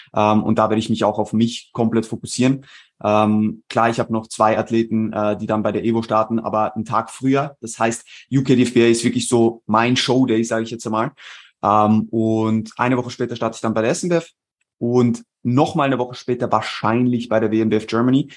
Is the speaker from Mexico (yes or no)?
no; Switzerland; moved away as an adult; now in Vienna, Austria; ich äh, bin ursprünglich aus der Schweiz, äh, lebe mittlerweile seit äh, rund eineinhalb Jahren in Wien